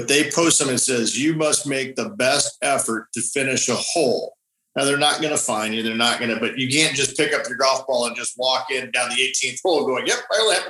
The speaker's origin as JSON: {"language": "English", "town": "Phoenix", "region": "Arizona", "country": "United States", "tie": "born or raised there", "also_born_or_lived": "El Paso, Texas", "moved": "yes", "said": "I was born in Phoenix"}